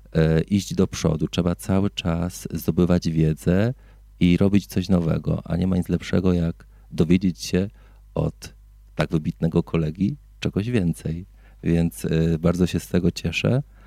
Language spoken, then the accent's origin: Polish; Greater Poland, Poland; moved away as an adult; now in Silesia, Poland; Ja również pochodzę z Wielkopolski